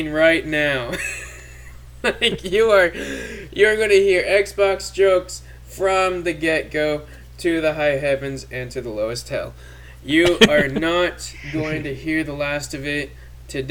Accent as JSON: {"language": "English", "country": "Canada", "tie": "born or raised there", "moved": "yes", "lives_now": "United States", "said": "I grew up in Canada"}